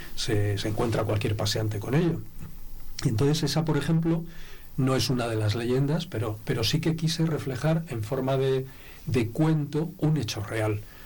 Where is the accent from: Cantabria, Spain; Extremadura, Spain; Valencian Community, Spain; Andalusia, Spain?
Cantabria, Spain; Santoña; moved away as an adult; now in Segovia, Spain; allí en Santoña, de donde soy, en el instituto en el que estudiaba